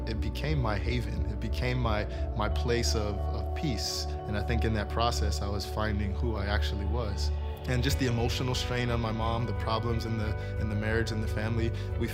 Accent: Miami, Florida, United States; I grew up in Miami, Florida

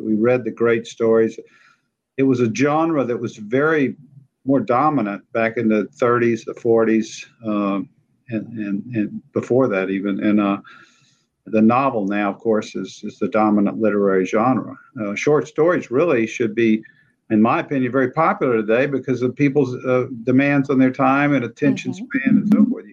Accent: central Louisiana, United States; also born or lived in New Orleans / Acadiana; I'm a native of Louisiana. I grew up in central Louisiana

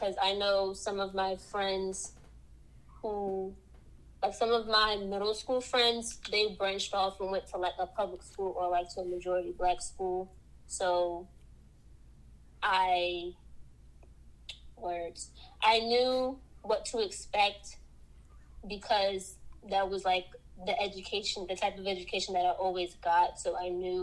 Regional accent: Philadelphia, Pennsylvania, United States; I am from Southwest Philly. Growing up, we weren't poor

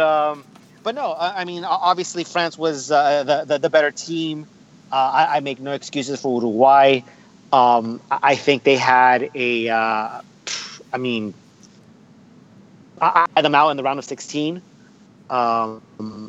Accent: United States; accent: American; forgive my American accent

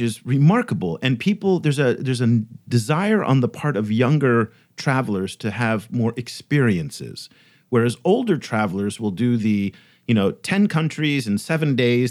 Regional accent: United States; in my whole life, growing up in the United States

